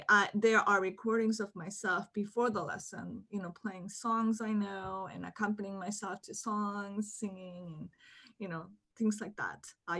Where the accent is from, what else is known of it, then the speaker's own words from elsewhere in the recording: Hong Kong; moved away; also born or lived in Japan; so I was born in Japan, but my family relocated to Hong Kong when I was one year old. And so in Hong Kong, my parents spoke to me in Japanese, my nanny spoke to me in Cantonese, and my kindergarten was in English.